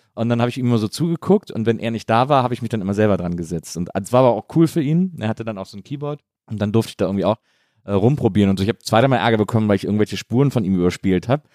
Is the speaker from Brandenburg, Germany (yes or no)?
no; Bonn, North Rhine-Westphalia, Germany; moved away as an adult; also born or lived in Cologne; now in Berlin, Germany; In Bonn, zwischen Köln und Bonn aufgewachsen.